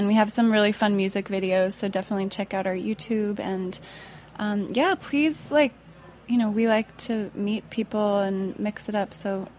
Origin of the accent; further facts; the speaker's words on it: Colorado, United States; now in Brooklyn, United States; I'm from Colorado